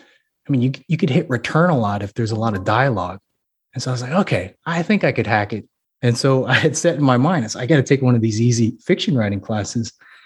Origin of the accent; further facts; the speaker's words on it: Hawaii, United States; I was like, man, I could write about growing up in Hawaii. I could write about, growing up in the as a military brat.